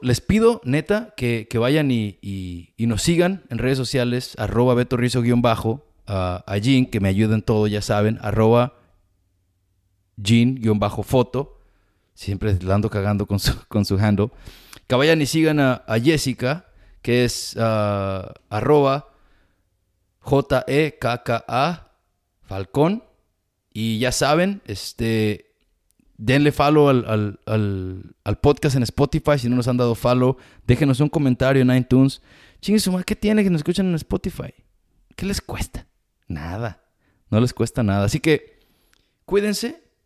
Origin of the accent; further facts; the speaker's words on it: Mexico; now in United States; toda mi vida de experiencia siendo latino, inmigrante, mexicano